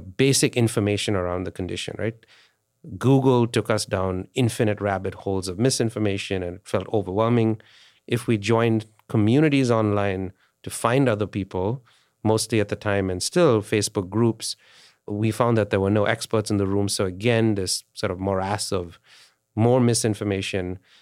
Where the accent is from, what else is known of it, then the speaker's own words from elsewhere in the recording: India; moved away; India, I grew up in India.